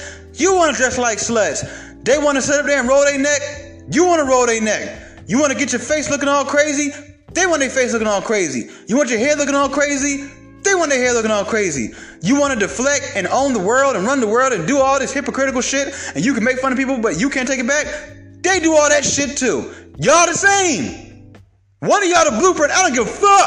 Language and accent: English; Kennesaw, Georgia, United States; I grew up partially in Kennesaw